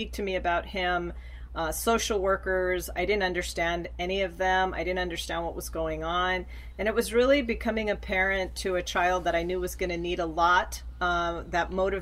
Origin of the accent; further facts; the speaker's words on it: Los Angeles, California, United States; I was born and raised in Los Angeles and grew up in a very low income neighborhood